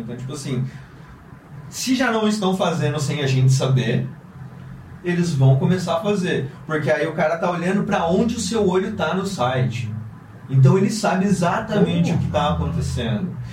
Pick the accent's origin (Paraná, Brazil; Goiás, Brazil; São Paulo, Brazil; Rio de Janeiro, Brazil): Paraná, Brazil; Londrina; moved away; sou de Londrina, interior do Paraná, uma cidade bem pequena, super provinciana